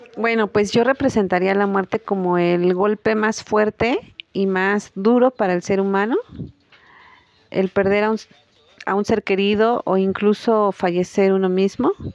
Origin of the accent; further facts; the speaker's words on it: Mexico; nuestras tradiciones mexicanas